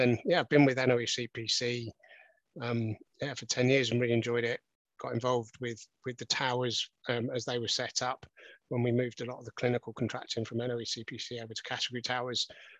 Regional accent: Lusaka, Lusaka Province, Zambia; born there; Well, I was born in Africa, actually. So if you want to go back to when I was first, I was actually born in Zambia, in Lusaka.

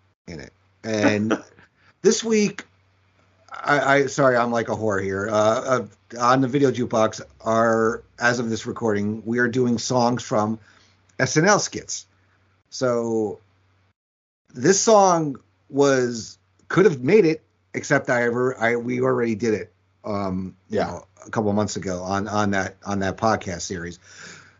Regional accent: New York, United States; growing up in New York

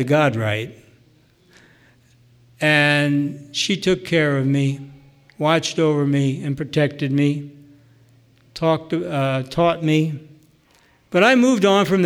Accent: near Milton, Pennsylvania, United States; there's a little dot on that map called Milton, Pennsylvania, and that's a place close to my hometown, about 10 miles from where I grew up

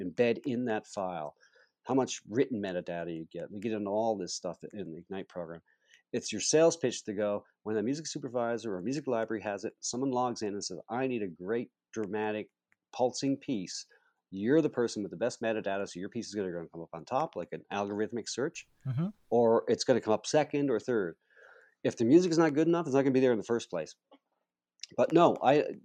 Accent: Charlottetown, Prince Edward Island, Canada; there's a big project downtown to restore the birthplace of Canada, where Canada was signed as a country here in my hometown here and where I live

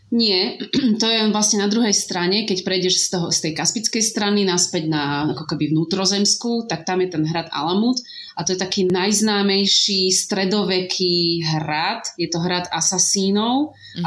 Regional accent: Slovakia

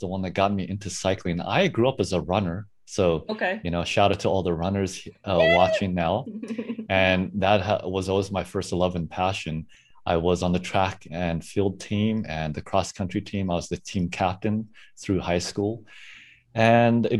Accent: South Africa; now in San Francisco Bay Area, United States; I am originally from South Africa.

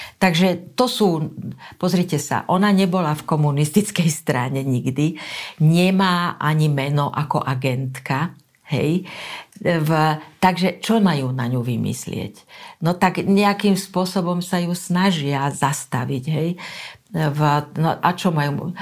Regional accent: Slovakia

